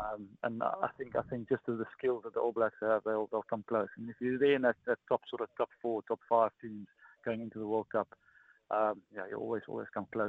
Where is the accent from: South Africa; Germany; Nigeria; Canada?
South Africa; As a South African, when you're born and when you grow up, you know, your dad, when you go to your first scan, he'll ask